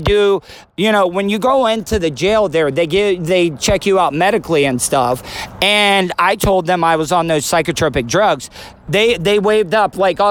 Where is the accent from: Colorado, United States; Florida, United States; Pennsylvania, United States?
Florida, United States; I'm from Florida all my life, born and raised